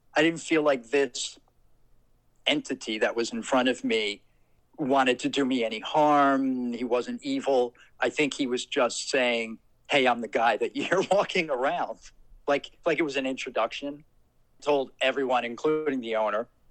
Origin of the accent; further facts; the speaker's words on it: Trenton, New Jersey, United States; I grew up in Trenton, New Jersey